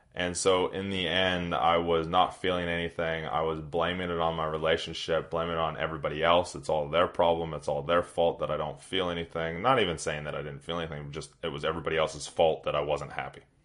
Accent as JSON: {"language": "English", "town": "Redding", "region": "California", "country": "United States", "tie": "born or raised there", "moved": "yes", "lives_now": "New Zealand", "said": "I grew up in Northern California, doing outdoor stuff"}